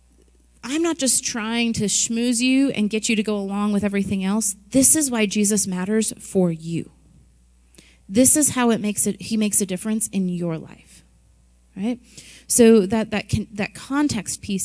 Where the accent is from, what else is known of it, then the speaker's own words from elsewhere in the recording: Midwest, United States; I was born and raised in the Midwest